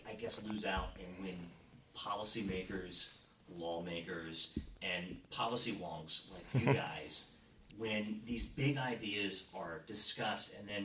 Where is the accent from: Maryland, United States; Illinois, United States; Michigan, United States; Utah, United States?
Maryland, United States; Williamsport; I grew up in Western Maryland, in this town.